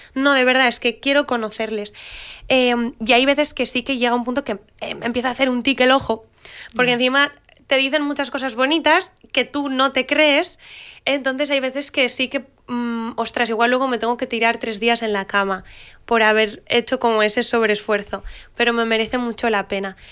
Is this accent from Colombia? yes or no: no; Pamplona, Navarre, Spain; yo soy de Pamplona